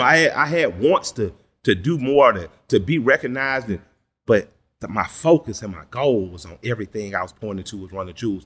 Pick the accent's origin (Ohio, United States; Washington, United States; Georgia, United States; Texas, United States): Georgia, United States; Atlanta; I'm from the Collier Heights in Adamsville